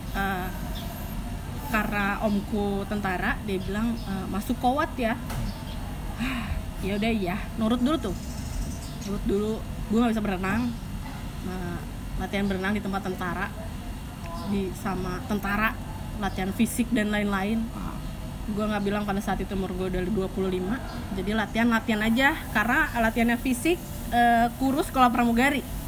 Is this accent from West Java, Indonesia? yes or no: yes; Sumedang, West Java, Indonesia; also born or lived in Bandung; gue orang Sunda